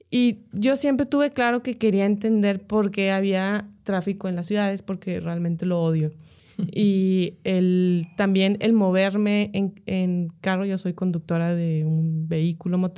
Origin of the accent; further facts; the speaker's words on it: Monterrey, Nuevo León, Mexico; also born or lived in Mexico City; toda mi familia es regia y tengo viviendo aquí desde pues, casi toda la vida.